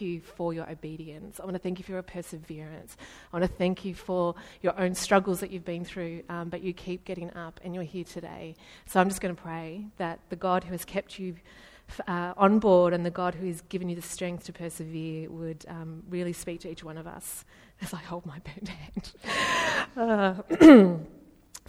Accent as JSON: {"language": "English", "town": "Ballarat", "region": "Victoria", "country": "Australia", "said": "I'm from Ballarat."}